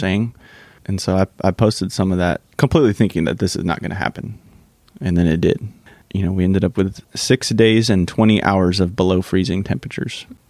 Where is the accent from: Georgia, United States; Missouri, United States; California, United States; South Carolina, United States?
California, United States; moved away as an adult; also born or lived in San Diego; now in Central Texas, United States; my 20 years of living in California